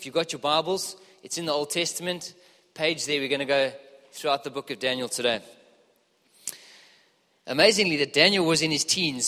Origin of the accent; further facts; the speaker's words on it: Johannesburg, Gauteng, South Africa; moved away; I'm from Joburg originally, as you can probably hear.